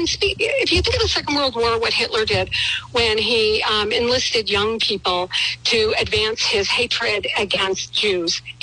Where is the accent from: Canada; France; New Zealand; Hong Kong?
Canada; now in Providence, United States; I was raised in Canada. I became an American citizen over 30 years, you know, a long time ago. I moved to this country.